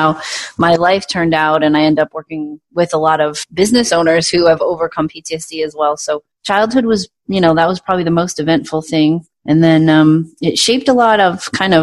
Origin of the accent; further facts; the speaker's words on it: Providence, Rhode Island, United States; moved away as an adult; now in Phoenix, United States; I was born in Providence and I grew up there until I was 19 and then I moved away